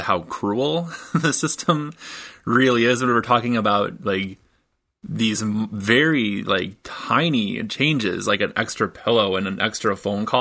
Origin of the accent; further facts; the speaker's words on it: Michigan, United States; moved away; I'm originally from Michigan